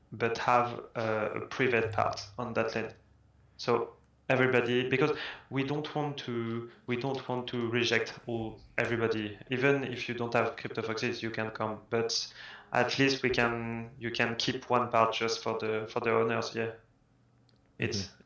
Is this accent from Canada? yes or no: no; France; English is a second language; I'm French and English is not my my first language